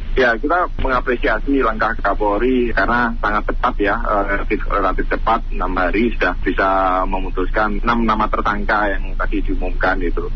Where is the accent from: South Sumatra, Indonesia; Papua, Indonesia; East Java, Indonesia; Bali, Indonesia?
East Java, Indonesia; Malang; kami sebagai warga Malang